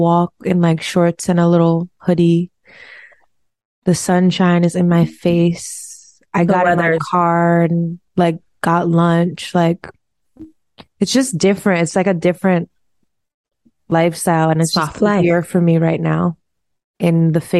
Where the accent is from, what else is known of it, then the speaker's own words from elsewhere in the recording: Trinidad & Tobago; I'm Trinidadian